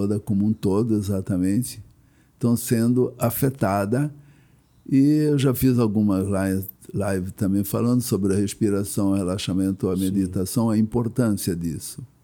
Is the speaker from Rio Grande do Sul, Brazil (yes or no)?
no; Blumenau, Santa Catarina, Brazil; now in Rio de Janeiro, Brazil; vim de Blumenau